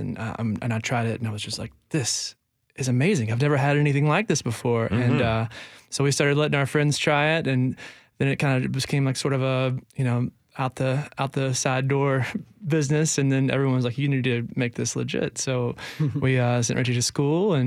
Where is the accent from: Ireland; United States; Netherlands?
United States; Mississippi; now in Nashville, United States; we grew up in Mississippi, like 45 minutes from Louisiana